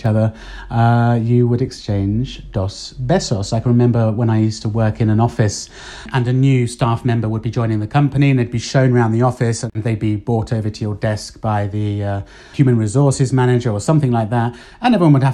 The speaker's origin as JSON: {"language": "English", "country": "United Kingdom", "moved": "as an adult", "lives_now": "Spain", "said": "what we would say, certainly in the UK"}